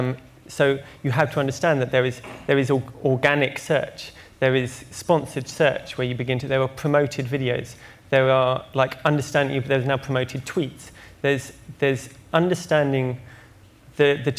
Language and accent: English; Devon, South West England, United Kingdom; I come from Devon